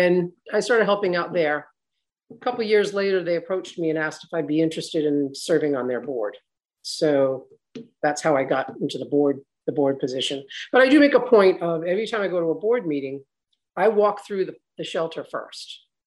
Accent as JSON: {"language": "English", "town": "Newport", "region": "Rhode Island", "country": "United States", "tie": "born or raised there", "also_born_or_lived": "Charleston, South Carolina", "said": "we moved here when I was 2. My dad was in the Navy. So I was born in Charleston, South Carolina. Then he was stationed up here in Newport"}